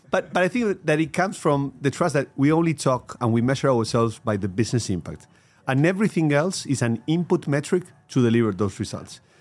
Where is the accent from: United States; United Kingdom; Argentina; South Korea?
Argentina; I had a career in Pepsi Costar in Argentina, my home country